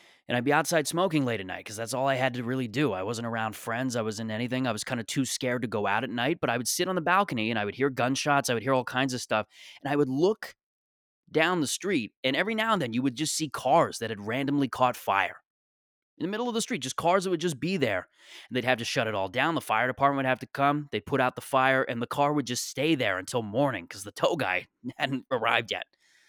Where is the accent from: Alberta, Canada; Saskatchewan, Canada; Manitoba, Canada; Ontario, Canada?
Ontario, Canada; Mississauga; Like, I grew up in Mississauga, Ontario, and this is just how I am, you know?